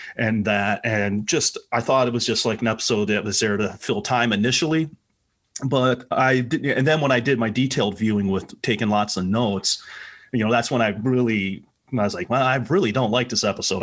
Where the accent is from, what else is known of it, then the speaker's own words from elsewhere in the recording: Milwaukee, Wisconsin, United States; where I grew up in Milwaukee, uh, in Wisconsin.